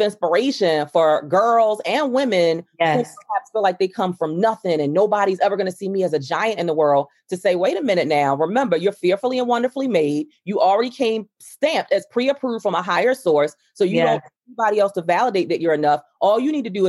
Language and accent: English; Baltimore, Maryland, United States; I grew up in Lafayette Projects in Baltimore, Maryland